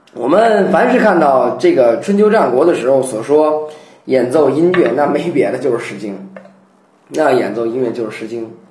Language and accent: Chinese; China; 我们中国人